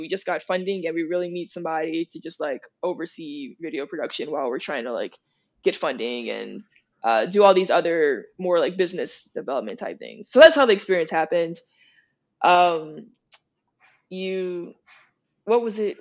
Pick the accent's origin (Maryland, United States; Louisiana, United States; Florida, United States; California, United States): Louisiana, United States; Opelousas; moved away; coming from Opelousas